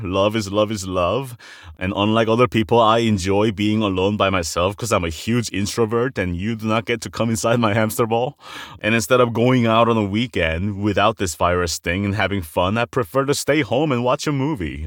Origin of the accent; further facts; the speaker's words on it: South Korea; moved away; I'm an immigrant from Korea